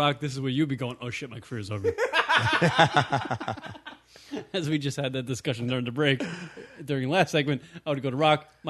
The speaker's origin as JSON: {"language": "English", "country": "United States", "tie": "born or raised there", "said": "we grew up in America."}